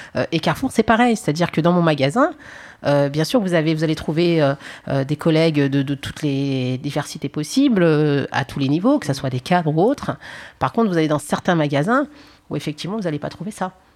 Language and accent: French; Paris, Île-de-France, France; je suis née en France, je suis née au Paris 20, j'ai fait mes études en France